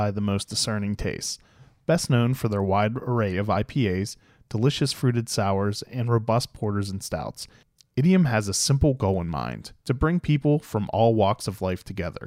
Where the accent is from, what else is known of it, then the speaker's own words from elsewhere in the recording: Pittsburgh, Pennsylvania, United States; now in Frederick, United States; I grew up outside of Pittsburgh